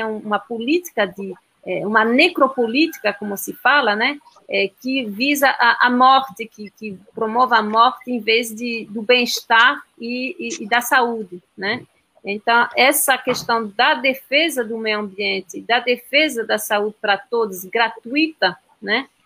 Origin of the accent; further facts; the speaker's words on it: France; Portuguese is a second language; now in Brazil; Eu sou francesa